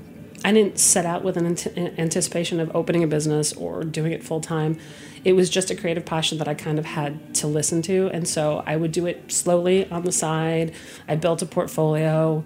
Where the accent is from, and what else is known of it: Connecticut, United States; born or raised there